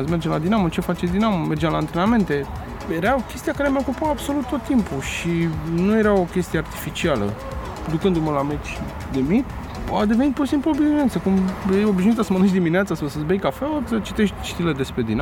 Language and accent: Romanian; Bucharest, Romania; Eu, de exemplu, să mă că dinamovist, unu, doi bucureștean și abia a treia oară mândru că sunt român